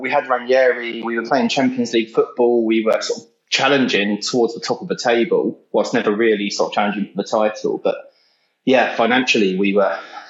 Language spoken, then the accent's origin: English; Sutton, London, United Kingdom; I come from Sutton, South London.